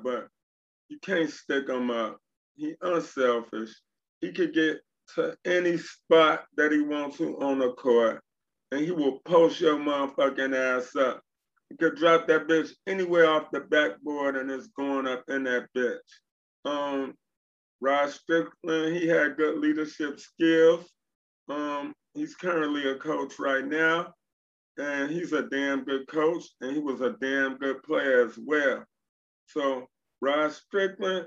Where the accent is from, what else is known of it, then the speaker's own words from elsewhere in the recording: Chicago, Illinois, United States; I'm from Chicago